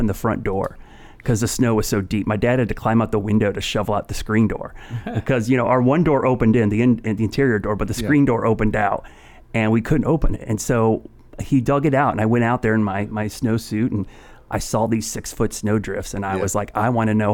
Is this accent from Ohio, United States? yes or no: yes; Northeast Ohio, United States; now in Charlotte, United States; I grew up in Northeast Ohio